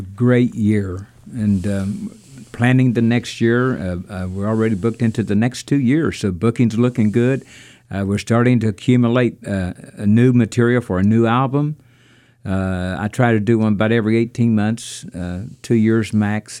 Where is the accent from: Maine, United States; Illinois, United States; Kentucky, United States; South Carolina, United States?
Kentucky, United States; Burnwell; I was born in the Holy Lands. And of course, they're thinking Israel. And, but to me, it was Burnwell, Kentucky. And I grew up on the farm where the feud actually took place